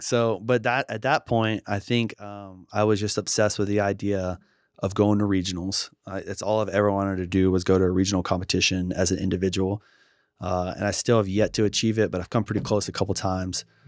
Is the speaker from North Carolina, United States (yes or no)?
no; Shreveport, Louisiana, United States; my hometown of Shreveport